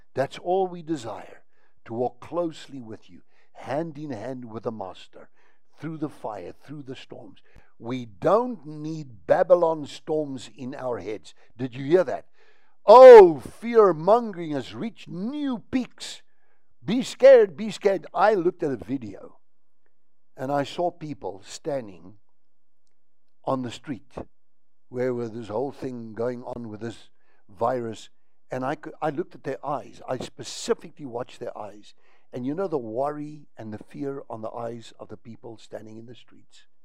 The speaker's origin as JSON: {"language": "English", "country": "South Africa", "said": "I'm a South African, and here in South Africa"}